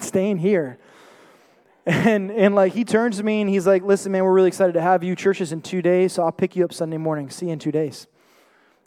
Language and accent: English; New York City, New York, United States; I was born and raised in the Bronx, New York